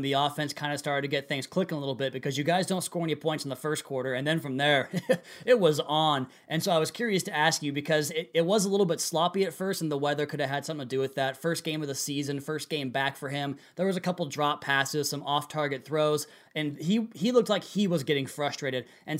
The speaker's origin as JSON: {"language": "English", "region": "Washington", "country": "United States", "tie": "born or raised there", "said": "I grew up in Washington State."}